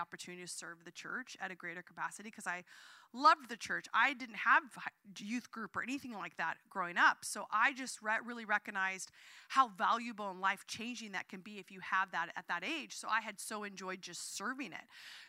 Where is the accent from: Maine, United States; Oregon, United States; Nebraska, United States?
Oregon, United States; Southern; now in San Francisco, United States; I grew up in Southern Oregon